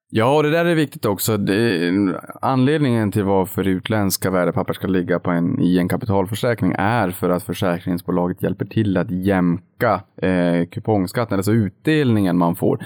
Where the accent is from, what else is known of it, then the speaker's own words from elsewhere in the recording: Boden, Norrbotten County, Sweden; jag kommer från Boden